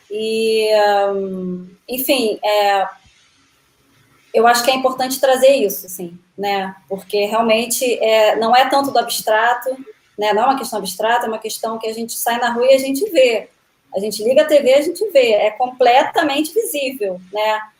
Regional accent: Brazil; Nós somos brasileiros

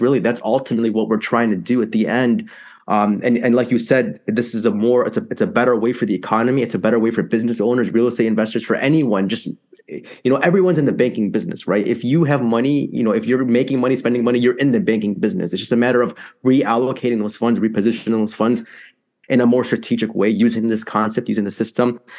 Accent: Chicago, Illinois, United States; So I'm from Chicago, Illinois, born and raised here

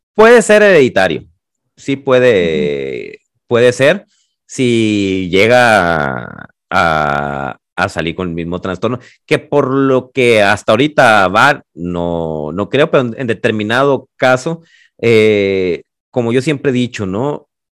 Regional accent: Los Mochis, Sinaloa, Mexico; moved away as an adult; now in Guadalajara, Mexico; soy de los mochis orgullosamente. Tengo más años viviendo en Guadalajara

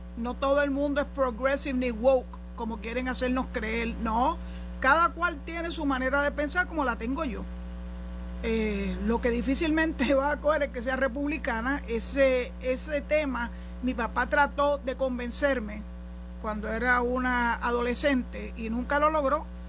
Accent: Puerto Rico; somos parte de la nación, que somos ciudadanos americanos

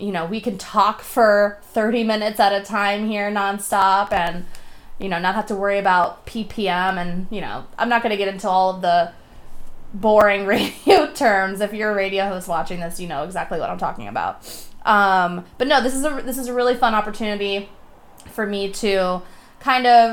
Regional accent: Delray Beach, Florida, United States; moved away as an adult; also born or lived in Tampa, Florida; now in Portland, United States; I was born and raised in Florida. I'm a Florida girl. Love it down there. 561 Delray Beach

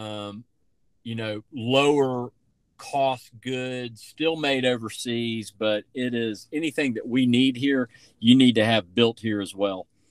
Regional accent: Tybee Island, Georgia, United States; also born or lived in Savannah, Georgia; I'm from Tybee Island, Georgia, man, and uh, and you know, I uh, I don't forget it and I went to Myers Middle School, Johnson High School

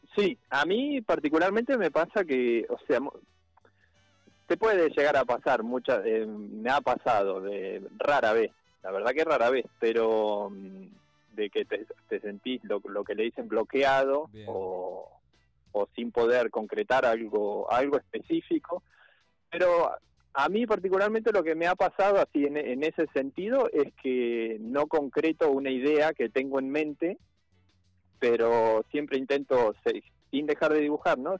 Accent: Santa Rosa, La Pampa, Argentina; moved away as an adult; now in Tandil, Argentina; De La Pampa, sí. Nacido allá y estoy acá desde... Siempre vine a Tandil eh, y desde chico y bueno, cuando terminé de estudiar

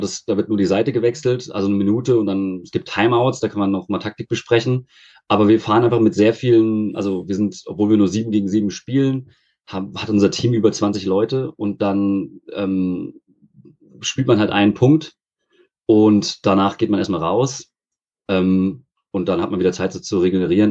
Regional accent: near Frankfurt, Hesse, Germany; now in Freiburg, Germany; Aus der Nähe von Frankfurt.

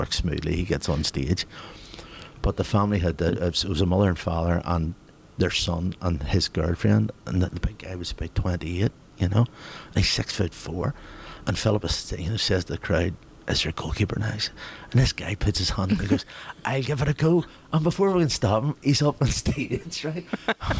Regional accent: Ballybeen, Northern Ireland, United Kingdom; growing up in Ballybean, you know, in the 70s

